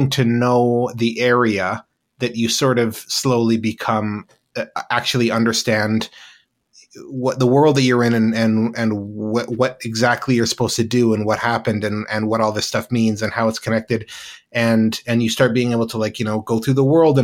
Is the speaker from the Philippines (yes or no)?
no; Penticton, British Columbia, Canada; I grew up in British Columbia, Canada, in a small city, sort of in the interior of BC, called Penticton